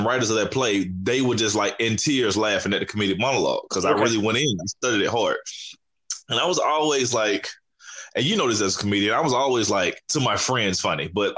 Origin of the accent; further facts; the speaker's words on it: Montgomery, Alabama, United States; now in Atlanta, United States; I am from Montgomery, Alabama, dog. I am a country boy, born and raised, man, down in the Gump